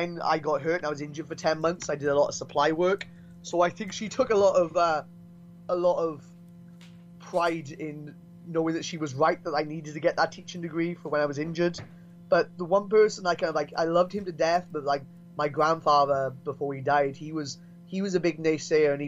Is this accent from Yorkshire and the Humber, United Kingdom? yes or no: no; Brynmawr, Wales, United Kingdom; I'm from Brumau as well